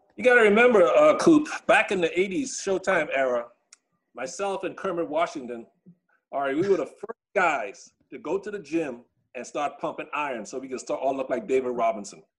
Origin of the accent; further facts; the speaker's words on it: Bahamas; moved away; I grew up in the Bahamas